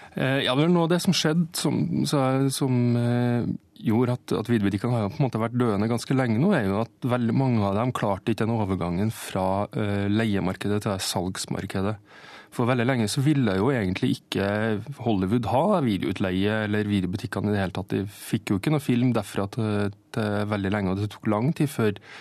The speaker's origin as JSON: {"language": "Norwegian", "town": "Steinkjer", "region": "Trøndelag", "country": "Norway", "said": "Steinkjer, der jeg er fra"}